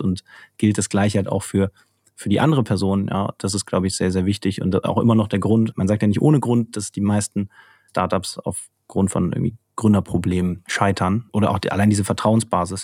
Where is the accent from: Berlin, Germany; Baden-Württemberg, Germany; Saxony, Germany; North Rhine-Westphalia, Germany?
North Rhine-Westphalia, Germany; Cologne; now in Munich, Germany; wir sind beide aus Köln